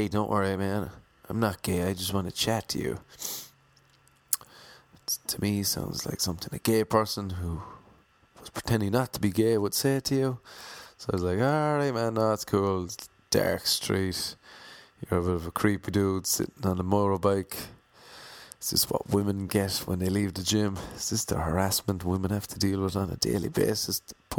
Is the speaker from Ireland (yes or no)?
yes; Ireland; I'm Irish.